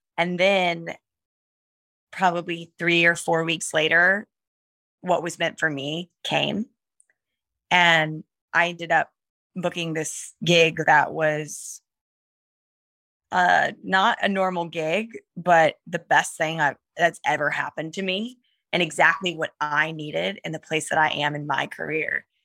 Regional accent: the South, United States; also born or lived in New York; now in Atlanta, United States; I'm from the South originally. My parents are in North Carolina

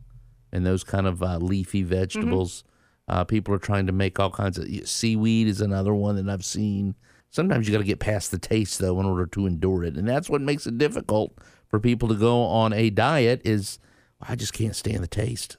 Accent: the South, United States; Growing up, again, we always had the, and I'm from the South, so it was Crisco, it was lard, it was corn oil, vegetable oil.

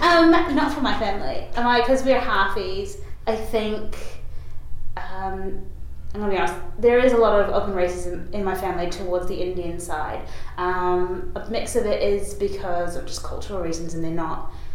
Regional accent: Auckland, New Zealand; I was born in New Zealand, in Auckland

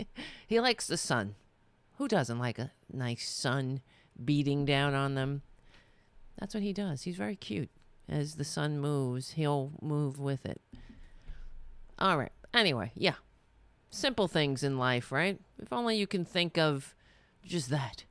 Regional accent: New York City, New York, United States; I'm Irish, but I, I grew up on Staten Island

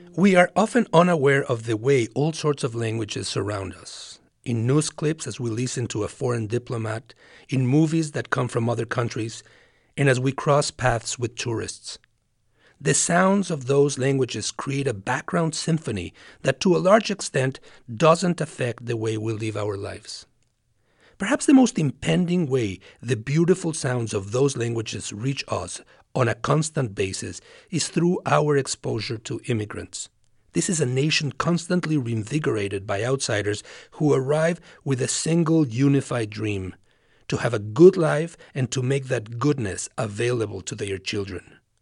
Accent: Mexico; English is a second language; now in United States; I am an immigrant from Mexico

